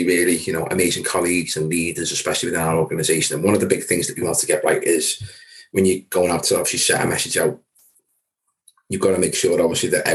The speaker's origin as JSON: {"language": "English", "area": "Wirral, Merseyside", "region": "North West England", "country": "United Kingdom", "said": "based predominantly in the Will, which is a part of Merseyside. So guys, if you can tell by my accent, yes, I'm a local guy"}